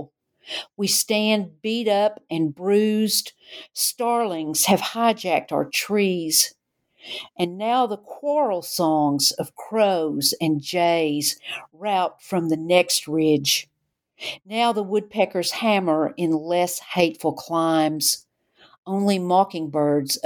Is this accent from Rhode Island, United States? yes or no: no; Knoxville, Tennessee, United States; growing up in Knoxville